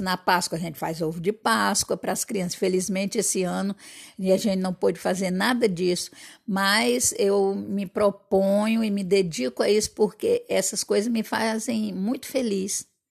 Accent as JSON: {"language": "Portuguese", "town": "Fortaleza", "region": "Ceará", "country": "Brazil", "accent": "nordestino", "moved": "yes", "lives_now": "Campos dos Goytacazes, Brazil", "said": "na minha terra, em Fortaleza"}